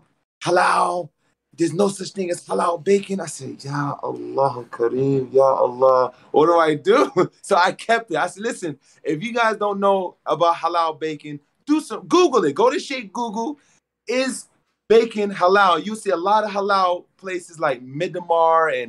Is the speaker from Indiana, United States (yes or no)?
no; Atlanta, Georgia, United States; I'm from Atlanta